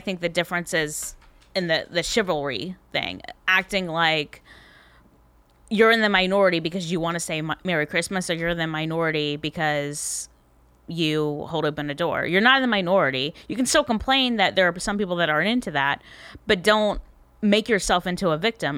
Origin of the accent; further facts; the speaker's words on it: Tallahassee, Florida, United States; I am from Tallahassee, Florida